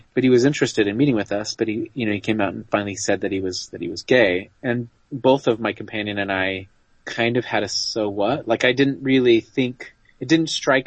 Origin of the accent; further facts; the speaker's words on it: Utah, United States; I grew up in Utah